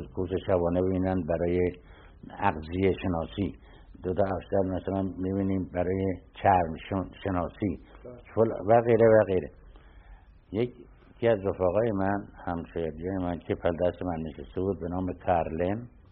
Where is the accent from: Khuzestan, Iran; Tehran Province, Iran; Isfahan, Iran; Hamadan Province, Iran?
Tehran Province, Iran; Tehran; شروع تحصیلات ما از بچگی در تهران بوده